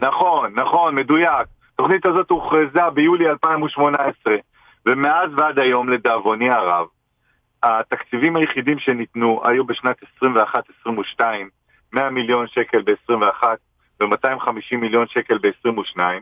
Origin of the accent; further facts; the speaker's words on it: Israel; נולדתי במדינה הזאת, אני גאה לחיות בה ולגדל את ילדיי